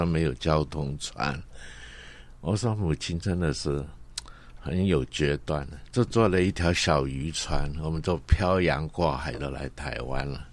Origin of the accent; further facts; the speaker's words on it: Guangdong, China; accent: Cantonese accent; first language Cantonese; Chinese is a second language; now in Taiwan; 所以我的母语是广东话嗯。所以我现在讲的国语啊，也是不是很标准啊，人家一听着有广东音在里面啊